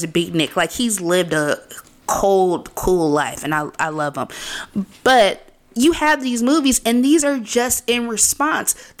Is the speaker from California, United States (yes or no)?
yes; California, United States; we're from California. We're second generation Californians in most cases